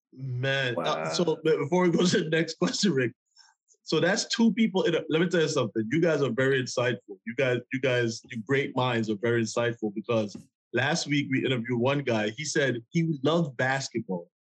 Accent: Jamaica; I'm from Jamaica

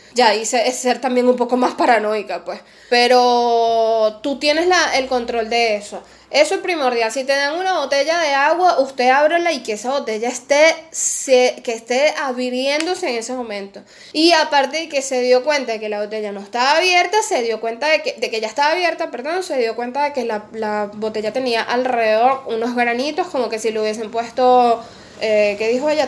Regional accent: Venezuela; moved away as an adult; also born or lived in Peru; now in Argentina; es mi país

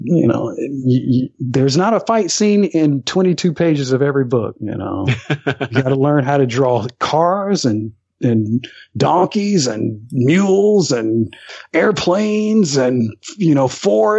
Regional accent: Alabama, United States; I grew up here in Alabama, and my town is like population 2000, population 1800

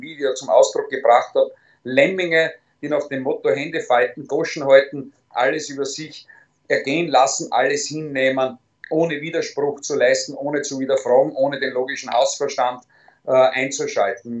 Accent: Styria, Austria; In erster Linie bin ich Steirer, in zweiter Linie bin ich selbstverständlich Österreicher

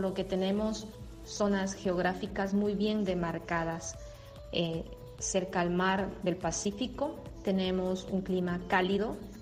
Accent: Ecuador; moved away as an adult; now in Brazil; soy ecuatoriana.

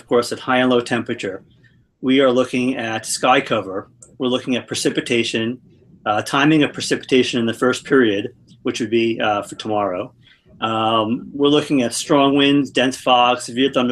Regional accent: Levittown, New York, United States; also born or lived in Oswego, New York; now in Phoenix, United States; I grew up in Levittown

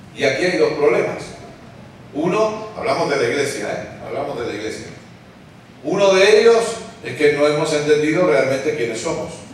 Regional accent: Spain; soy el pelón de España

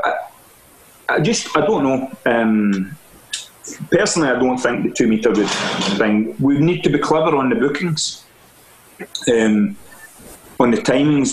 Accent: Stevenston, Scotland, United Kingdom; moved away as an adult; also born or lived in Irvine / France / London; I'm from Ayrshire, Stevenson originally, and I worked in Irvine, and then I went to France. From France, I went to London.

